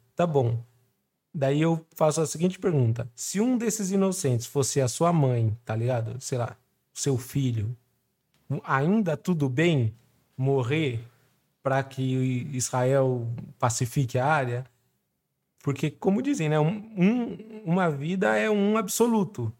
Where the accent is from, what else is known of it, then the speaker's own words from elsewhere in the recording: Brazil; Eu, como brasileiro